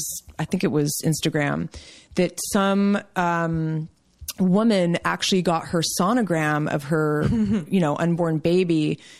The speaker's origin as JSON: {"language": "English", "town": "Los Gatos", "region": "California", "country": "United States", "tie": "born or raised there", "said": "I grew up in Los Gatos, California, which is like South Bay, south of San Francisco."}